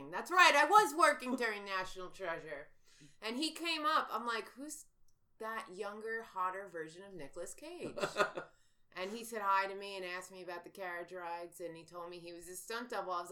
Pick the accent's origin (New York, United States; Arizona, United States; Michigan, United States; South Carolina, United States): New York, United States; growing up in New York. We're very Broadway. We grew up on Broadway